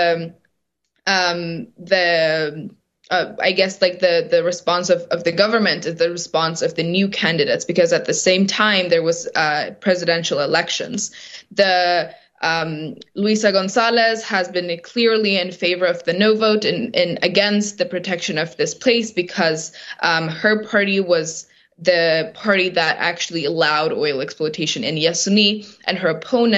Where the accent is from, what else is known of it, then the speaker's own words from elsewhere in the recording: Sarayaku, Ecuadorian Amazon, Pastaza, Ecuador; I grew up in Sarayaku, which is a community here in the Ecuadorian Amazon